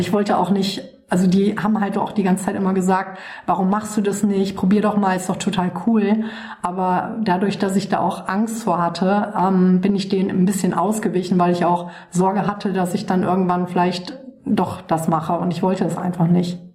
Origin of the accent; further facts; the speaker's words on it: Waldbröl, North Rhine-Westphalia, Germany; Ich bin aufgewachsen im Oberbergischen Kreis. Das ist ähm, ein, eine kleine Stadt, die nennt sich Waldbröl, ähm, ungefähr so 60 Kilometer von Köln entfernt